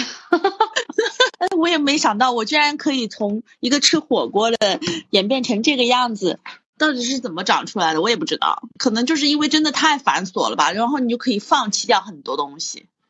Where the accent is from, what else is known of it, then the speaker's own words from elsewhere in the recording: Hunan, China; 我已经背叛了我湖南人的身份